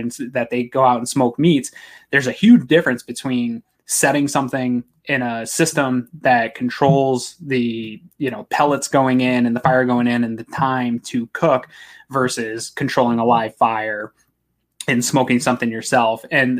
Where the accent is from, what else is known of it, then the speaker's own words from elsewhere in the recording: New England, United States; now in Maine, United States; I'm from New England originally, as a lot of fans that listen know. Moved to Maine, which is kind of deep New England territory, in 1999.